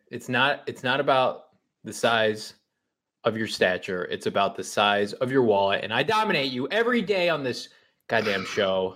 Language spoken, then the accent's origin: English; Illinois, United States; I grew up in Illinois